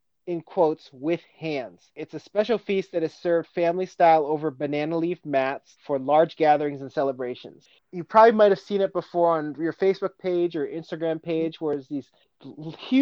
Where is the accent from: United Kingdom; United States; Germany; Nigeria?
United States; Washington; I'm from Washington